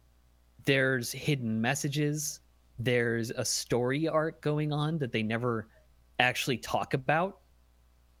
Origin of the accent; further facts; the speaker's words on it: upstate New York, United States; I'm from upstate New York.